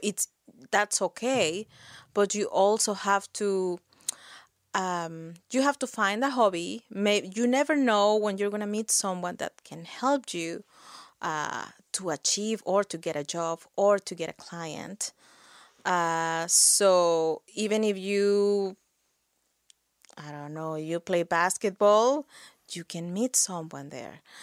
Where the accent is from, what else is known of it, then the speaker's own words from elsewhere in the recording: Mexico; moved away as an adult; now in Nova Scotia, Canada; I'm from Mexico.